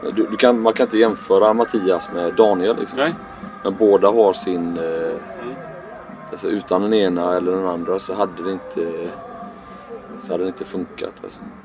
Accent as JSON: {"language": "Swedish", "town": "Gothenburg", "region": "Västra Götaland", "country": "Sweden", "accent": "göteborgska", "said": "Jag hör min göteborgska dialekt"}